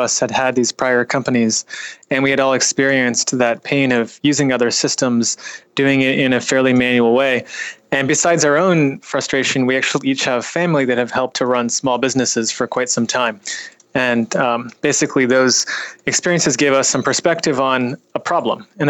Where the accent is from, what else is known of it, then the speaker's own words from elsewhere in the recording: Bay Area, California, United States; I was raised in the Bay Area